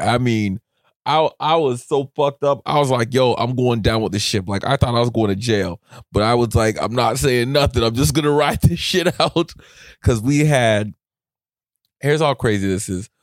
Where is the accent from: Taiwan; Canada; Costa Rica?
Canada; as a Canadian